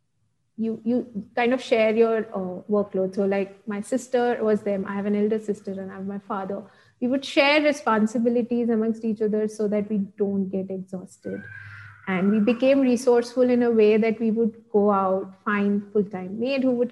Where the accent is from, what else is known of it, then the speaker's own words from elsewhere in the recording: Ahmedabad, Gujarat, India; now in Bangalore, India; I stay in Bangalore and my hometown is in Ahmedabad.